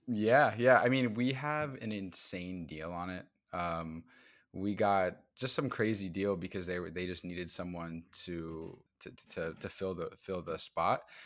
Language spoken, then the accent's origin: English; Midwest, United States; moved away as an adult; now in Brooklyn, United States; I am from the Midwest. I moved to New York in twenty